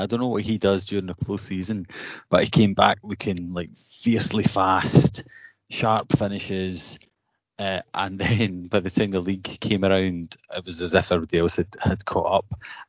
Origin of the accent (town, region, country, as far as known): Airdrie, Scotland, United Kingdom; born or raised there